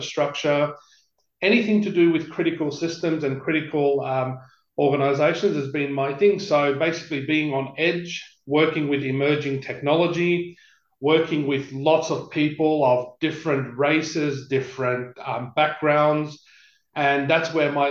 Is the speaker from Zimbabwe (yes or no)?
no; Sydney, New South Wales, Australia; now in Perth, Australia; I was born in Parramatta Hospital, but I lived in Western Sydney in an area called Greystanes.